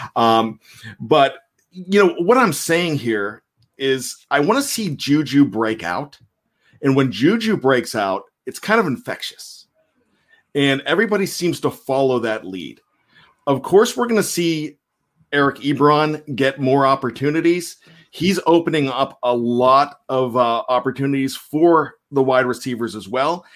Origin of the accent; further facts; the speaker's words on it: Western Pennsylvania, United States; now in Maryland, United States; I grew up in Western P